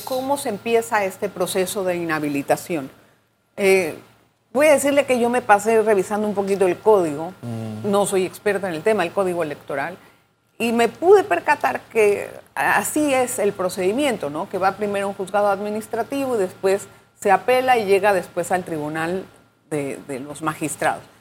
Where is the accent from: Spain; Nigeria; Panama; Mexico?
Panama; para nosotros como panameños